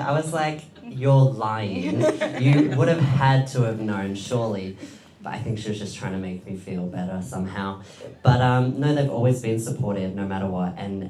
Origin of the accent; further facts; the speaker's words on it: Diggers Rest, Victoria, Australia; also born or lived in Edinburgh, Scotland; I was born in Scotland, in Edinburgh. And I moved to Victoria with my family when I was about 7 years old. And I grew up in a small country town called Diggers Rest.